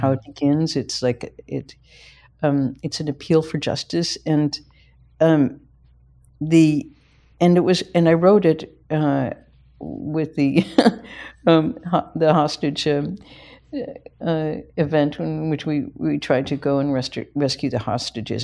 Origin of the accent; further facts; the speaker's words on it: Midwest, United States; I'm a Midwesterner